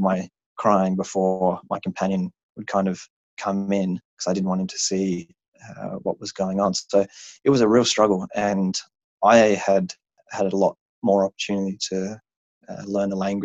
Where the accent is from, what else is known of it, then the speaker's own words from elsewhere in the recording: Australia; also born or lived in Japan; I think as an Australian in America